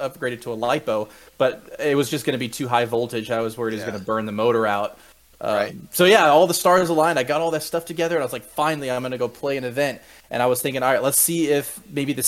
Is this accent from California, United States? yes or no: no; Orlando, Florida, United States; moved away as an adult; also born or lived in Gainesville, Florida; now in South Carolina, United States; I grew up, born and raised in Orlando, and I'd gone to school in Gainesville.